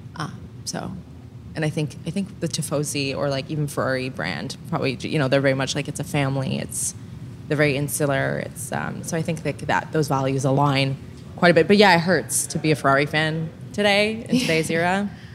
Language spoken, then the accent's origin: English; Montreal, Quebec, Canada; I grew up in Montreal and it was very much part of the culture of my family